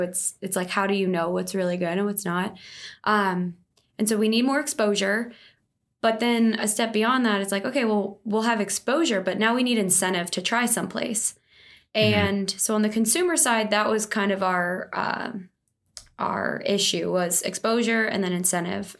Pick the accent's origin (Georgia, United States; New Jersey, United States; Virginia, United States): New Jersey, United States; right outside of Philly; now in Dallas, United States; I'm from New Jersey, right outside of Philly. Grew up entrepreneurial.